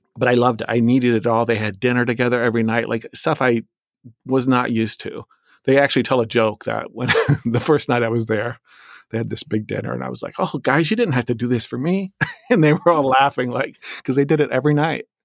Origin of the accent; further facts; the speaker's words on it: Illinois side, United States; also born or lived in Iowa; I was born in Iowa, a state where I've never lived, and I say that because we lived in this p-, place called the Quad Cities, which it straddles the river in Illinois and Iowa, so I lived on the Illinois side